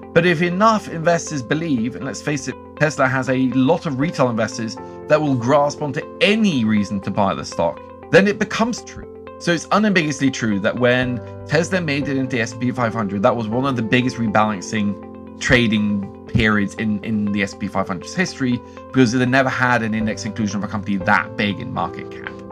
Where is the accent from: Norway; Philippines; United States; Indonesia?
Norway; growing up in Norway